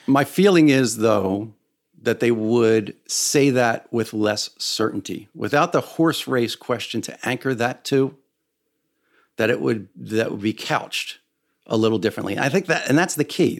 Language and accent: English; United States; as an American